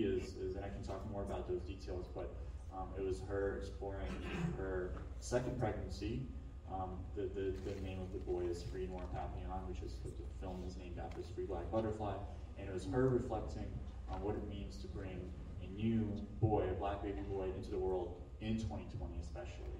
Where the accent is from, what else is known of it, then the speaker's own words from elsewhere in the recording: Ukraine; now in Atlanta, United States; I was in Ukraine, and I'm from Ukraine, and I was visiting my grandmother.